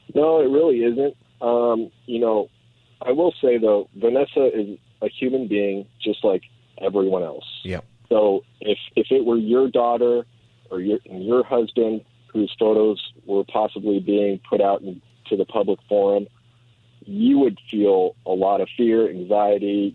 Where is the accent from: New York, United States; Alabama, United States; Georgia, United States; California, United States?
California, United States; Los Angeles; also born or lived in Moorpark / Berkeley; I was born and raised here in the San Fernando Valley